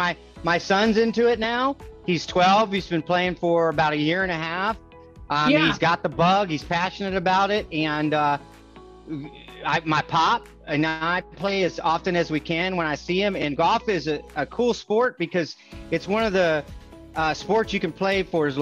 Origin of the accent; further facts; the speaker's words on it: Texas, United States; We're from Texas. We want to be home in Texas. Texas is our spot.